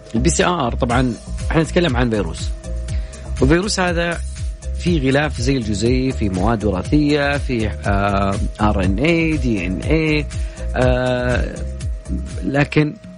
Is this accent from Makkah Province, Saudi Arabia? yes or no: yes; Jeddah, Makkah Province, Saudi Arabia; أنا من جدة